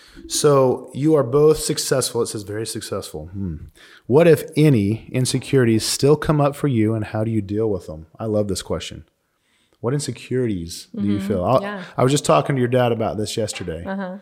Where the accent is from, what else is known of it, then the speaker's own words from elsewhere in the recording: Missouri, United States; also born or lived in Arizona; now in Phoenix, United States; So I grew up in Missouri and we didn't have mountains.